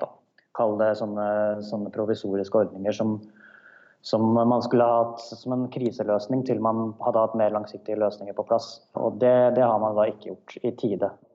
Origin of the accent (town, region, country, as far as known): Norway; now in South Africa